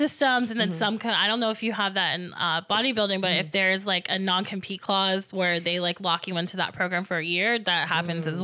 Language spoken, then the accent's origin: English; Florida, United States; I'm from Florida